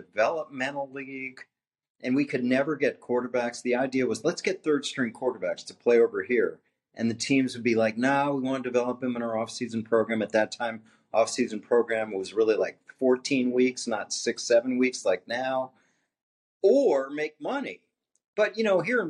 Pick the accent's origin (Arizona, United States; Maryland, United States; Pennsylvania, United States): Pennsylvania, United States; Philadelphia; I'm from the Philly area.